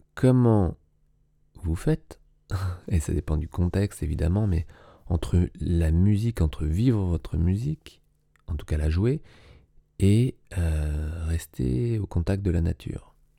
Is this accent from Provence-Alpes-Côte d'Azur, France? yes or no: no; Paris, Île-de-France, France; j'ai grandi à Paris